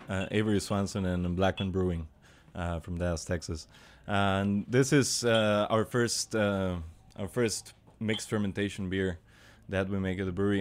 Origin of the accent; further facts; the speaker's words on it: Panama; in Panama or in Central America, uh, because we grew up eating sour fruits.